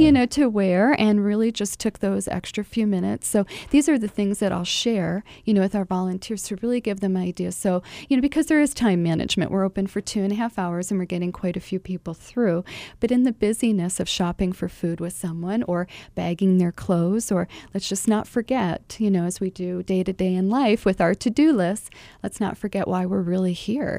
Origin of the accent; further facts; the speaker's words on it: Buffalo, New York, United States; now in Phoenix, United States; I am originally from Buffalo, New York